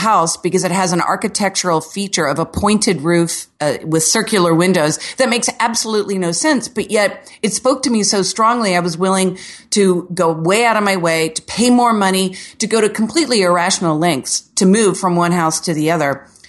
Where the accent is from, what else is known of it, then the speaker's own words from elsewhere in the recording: Orlando, Florida, United States; See, I'm from Orlando where the city was basically settled by Walt Disney in the season 70s. So here, everything is like a square Florida home.